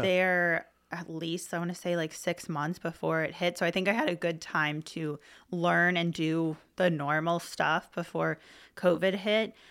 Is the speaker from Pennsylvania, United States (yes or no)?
yes; Middletown, Pennsylvania, United States; now in Hershey, United States; I grew up in Middletown.